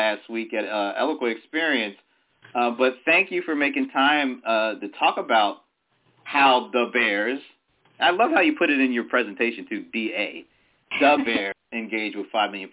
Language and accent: English; Delaware, United States; I grew up in Delaware